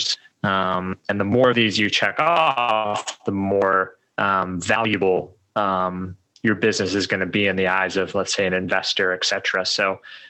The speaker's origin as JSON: {"language": "English", "region": "Colorado", "country": "United States", "tie": "born or raised there", "also_born_or_lived": "Medellín", "moved": "as an adult", "said": "I grew up in Colorado"}